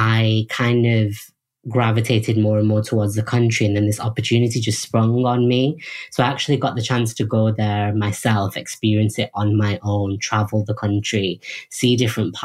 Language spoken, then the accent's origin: English; United Kingdom; when I come back to the UK, I'm not really British, I'm Indian